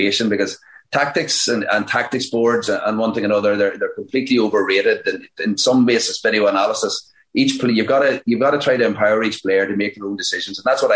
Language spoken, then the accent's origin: English; Fermanagh, Northern Ireland, United Kingdom; we are from Fermanagh